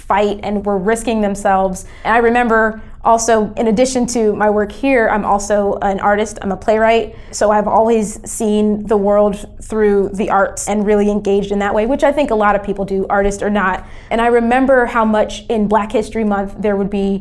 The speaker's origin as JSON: {"language": "English", "region": "North Carolina", "country": "United States", "tie": "born or raised there", "said": "but I grew up in North Carolina"}